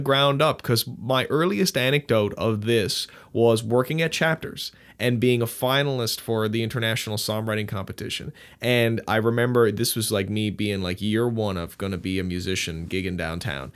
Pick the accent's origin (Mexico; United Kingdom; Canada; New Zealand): Canada; Newfoundland and Labrador; I'm from Newfoundland